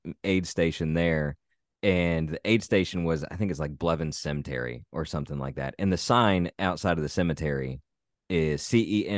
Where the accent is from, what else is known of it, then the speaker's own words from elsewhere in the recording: Southern Indiana, United States; I'm from Southern Indiana and I'm actually from not too far from where that is.